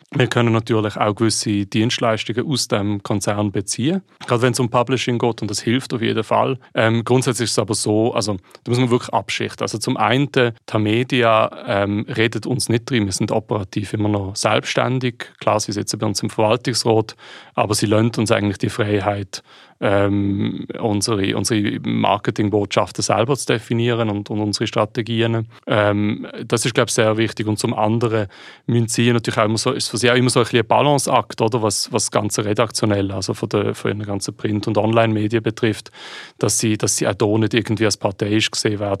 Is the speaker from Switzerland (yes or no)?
yes; Switzerland; ich als Schweizer